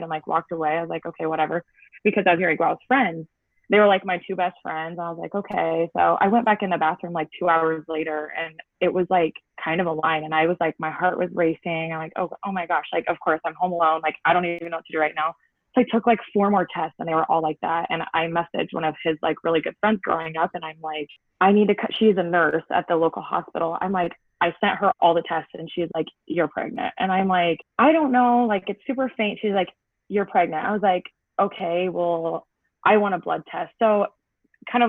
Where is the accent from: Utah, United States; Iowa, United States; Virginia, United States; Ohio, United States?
Iowa, United States; Ottumwa; moved away as an adult; also born or lived in Fort Dodge, Iowa; now in Osceola, United States; I am originally from Ottumwa.